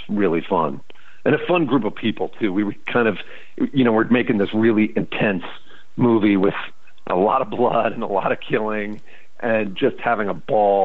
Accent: St. Louis, Missouri, United States; moved away; going back to my hometown

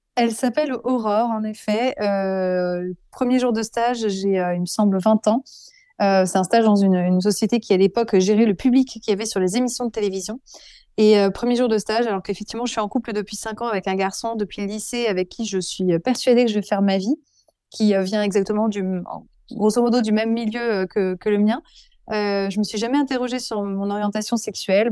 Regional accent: Avignon, Provence-Alpes-Côte d'Azur, France; also born or lived in Burgundy / Paris; now in Dax, France; je viens d'une famille bourguignonne, plutôt bourgeoise, catholique, très pratiquante. j'ai grandi en partie à Avignon

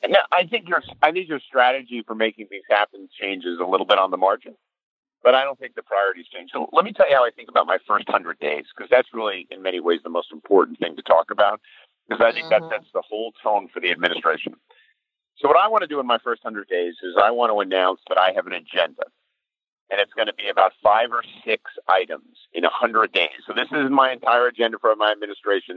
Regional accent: New Jersey, United States; I'm from New Jersey

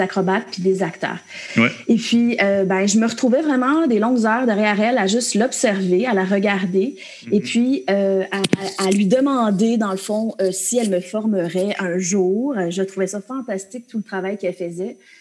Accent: Frelighsburg, Quebec, Canada; je suis une petite fille de la campagne des cantons de l'Est. Euh, j'ai grandi à Frolexburg, dans un petit village

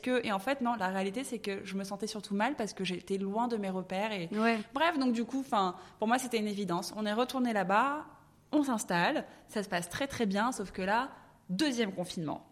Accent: Paris, Île-de-France, France; moved away as an adult; now in Dubai, United Arab Emirates; je suis née à Paris, j'ai grandi à Paris

